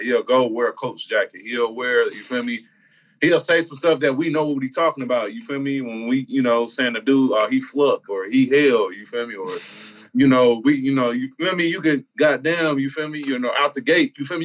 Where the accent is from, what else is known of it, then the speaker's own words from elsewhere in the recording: Indianapolis, Indiana, United States; I'm from Indianapolis